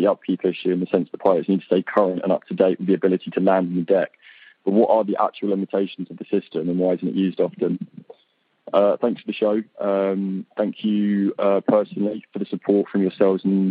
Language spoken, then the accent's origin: English; Maidstone, South East England, United Kingdom; I'm from Maidstone in Kent, which is just south of London, in the UK